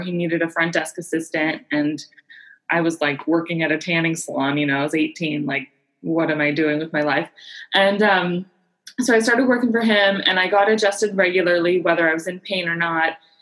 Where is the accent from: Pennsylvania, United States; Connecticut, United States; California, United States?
California, United States; San Diego; I was born and raised in San Diego